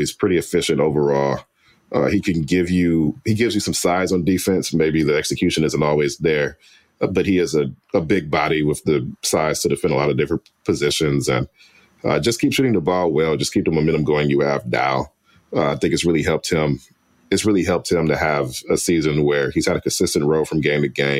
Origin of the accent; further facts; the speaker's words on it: Detroit, Michigan, United States; I'm born and raised in Detroit